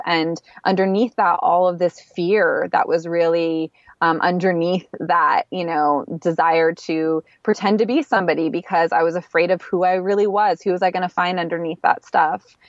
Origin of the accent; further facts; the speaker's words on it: East Coast, United States; moved away as an adult; also born or lived in Philadelphia; now in Los Angeles, United States; I'm from the East Coast